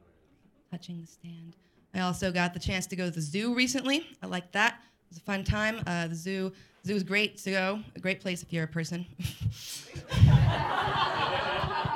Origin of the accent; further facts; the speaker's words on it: Colorado, United States; moved away; I'm from Colorado